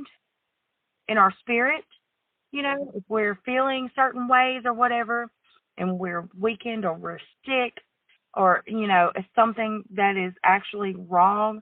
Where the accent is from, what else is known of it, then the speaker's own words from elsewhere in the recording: the South, United States; growing up in the South